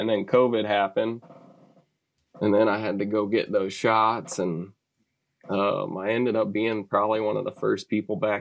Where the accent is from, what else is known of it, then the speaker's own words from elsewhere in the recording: Sugar Land, Texas, United States; also born or lived in Brookshire, Texas; I grew up in Sugar Land, kind of west of Houston, and now I'm a little bit further west of that in Brookshire area